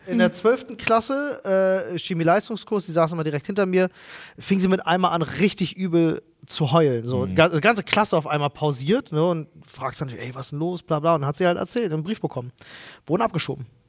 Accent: Berlin, Germany; jetzt bist du da als Berliner in Gelsenkirchen

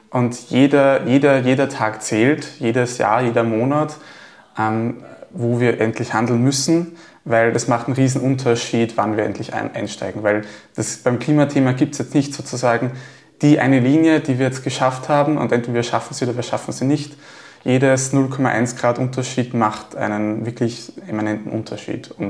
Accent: Gallneukirchen, Upper Austria, Austria; Also ich komme aus Gallnerkirchen

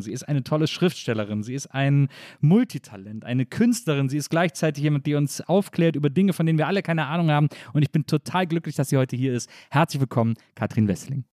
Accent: Wesseling, North Rhine-Westphalia, Germany; aus dem Ort, wo ich herkomme

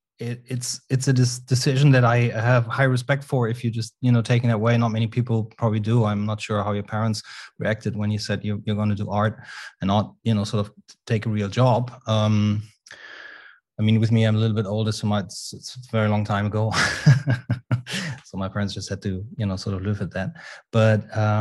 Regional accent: a smaller town outside of Cologne, North Rhine-Westphalia, Germany; I was raised in a smaller town outside of Cologne, where which was the town where Max Ernst was born

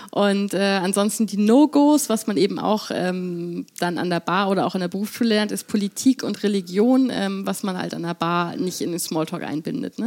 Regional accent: Hamburg, Germany; also born or lived in London, United Kingdom; als Hamburgerin

